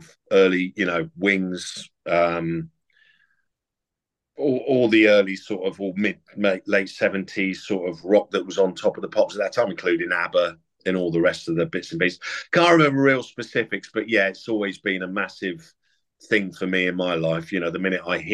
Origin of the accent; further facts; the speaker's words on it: Sherborne, South West England, United Kingdom; also born or lived in Yeovil / Somerton / Weymouth; we grew up predominantly in the southeast of England, around sort of Sherborne, in Dorset, Yeovil, you know, Somerton, Weymouth.